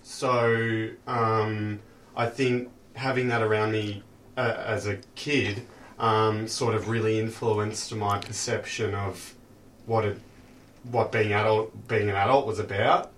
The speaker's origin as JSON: {"language": "English", "town": "Frankston", "region": "Victoria", "country": "Australia", "tie": "born or raised there", "lives_now": "Cheltenham, Australia", "said": "I grew up in Frankston."}